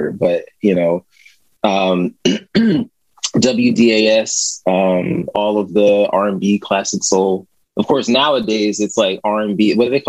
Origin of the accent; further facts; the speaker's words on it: Yeadon, Pennsylvania, United States; also born or lived in Philadelphia, Pennsylvania; I was born in Southwest Philly. I was born in Hahnemann Hospital